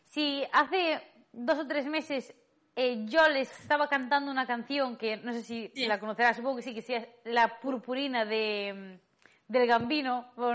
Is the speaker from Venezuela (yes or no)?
no; town with the Festa da Dorna, Galicia, Spain; mi pueblo se hace una fiesta que se llama A Festa